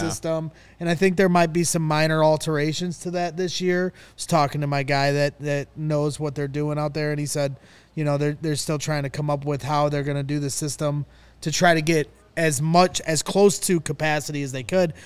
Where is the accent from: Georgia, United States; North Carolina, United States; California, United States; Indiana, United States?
Indiana, United States; Northwest; I'm from Northwest Indiana